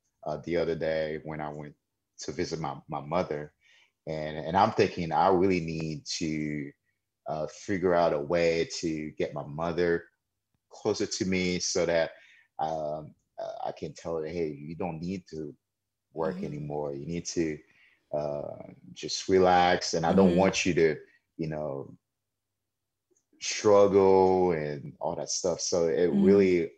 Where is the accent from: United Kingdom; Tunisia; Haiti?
Haiti; born or raised there; now in United States